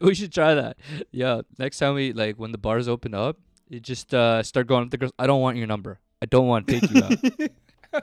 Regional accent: Philippines; I'm Filipino.

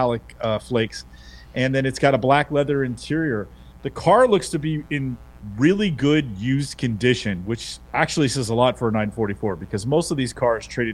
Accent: San Francisco, California, United States; San Francisco's in the house, West Side.

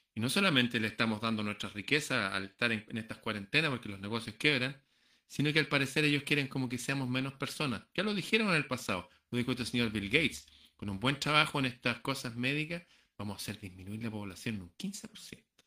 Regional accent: Chile; Muchos peruanos viven aquí, en, en mi país

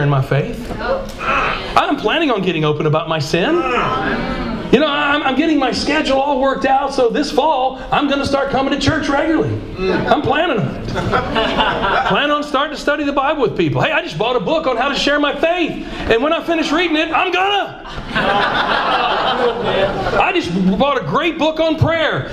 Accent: Georgia, United States; I'm from Georgia.

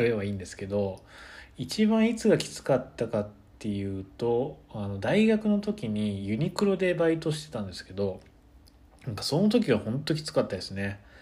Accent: Kyoto, Japan; moved away as an adult; also born or lived in Nagano; 僕も確かに京都で普通にずっと花粉症で子供の時からかなりひどくて

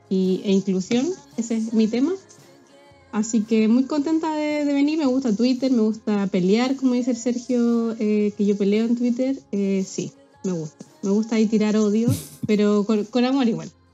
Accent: Talcahuano, Biobío, Chile; moved away as an adult; now in Glasgow, United Kingdom; soy talcahuano, del Huachipato

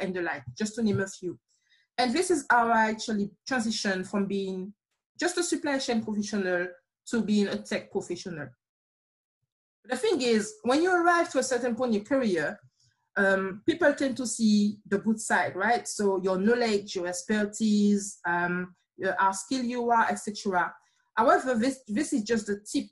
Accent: Martinique; accent: slight accent; moved away as an adult; now in United Kingdom; I'm from a small island called Martinique

